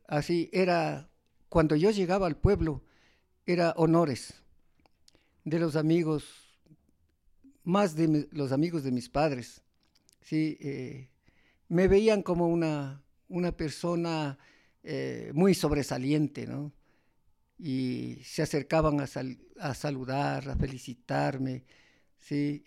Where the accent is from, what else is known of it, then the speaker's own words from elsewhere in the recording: Sigchos, Cotopaxi, Ecuador; also born or lived in Toacaso / Latacunga; mi pueblo Sichos